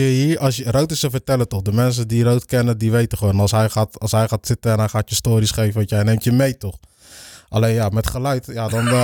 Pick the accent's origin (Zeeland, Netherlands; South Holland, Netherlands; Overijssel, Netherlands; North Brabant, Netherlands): South Holland, Netherlands; Capelle aan den IJssel; also born or lived in Rotterdam; ook heel mijn leven in Capelle gewoond. Geboren in Rotterdam.